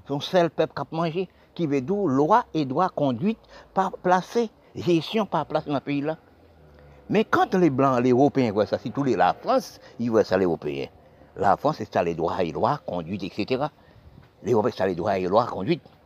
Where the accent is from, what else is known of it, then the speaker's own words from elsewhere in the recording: Haiti; Haïti c'est mon pays, et je suis né